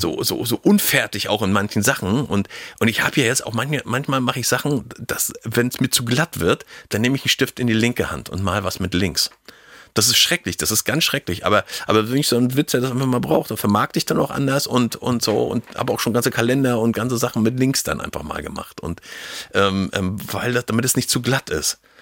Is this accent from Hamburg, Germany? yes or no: no; Schwerin, Mecklenburg-Vorpommern, Germany; also born or lived in Hagenow; ich bin in Hagenow geboren und bin nach äh, 30 Tagen in die nächstbeste Großstadt geflohen. Also ich sage immer Schwerin